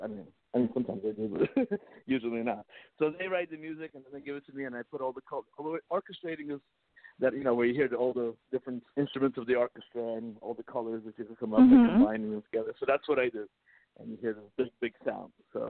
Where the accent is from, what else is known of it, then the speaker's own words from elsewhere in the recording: United States; also born or lived in Russia; We're from Russia. I was born in Russia, and how cool! They started me off on violin at age 4. Then we immigrated to America when I was 7.